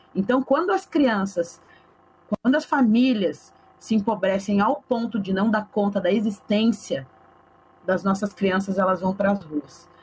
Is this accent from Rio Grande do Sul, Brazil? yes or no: yes; Porto Alegre, Rio Grande do Sul, Brazil; Eu nasci e me criei na Vila Cruzeiro